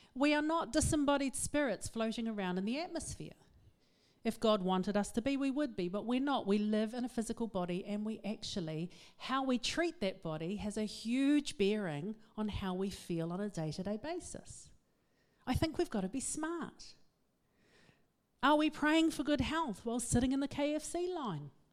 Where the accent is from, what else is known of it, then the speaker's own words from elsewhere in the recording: Auckland, New Zealand; I am from West Auckland